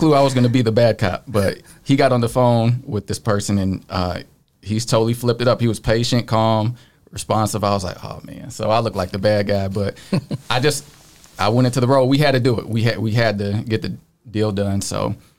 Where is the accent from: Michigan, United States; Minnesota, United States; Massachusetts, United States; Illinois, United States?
Illinois, United States; Joliet; now in Nashville, United States; Joliet. I say Chicago because no one knows where Joliet is.